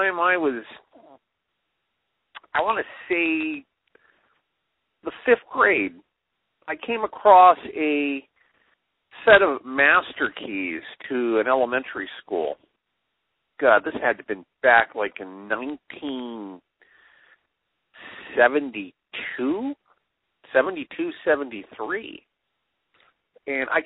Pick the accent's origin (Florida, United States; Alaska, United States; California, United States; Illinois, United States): California, United States; Los Angeles; I grew up in L.A.